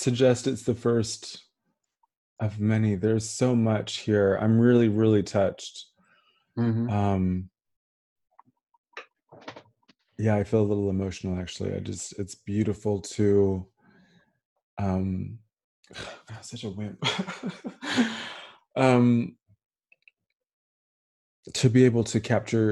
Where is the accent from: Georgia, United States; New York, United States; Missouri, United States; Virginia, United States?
Georgia, United States; Atlanta; moved away as an adult; also born or lived in Bedford; now in United Kingdom; I came of age, well, high school in Atlanta and then moved back to the UK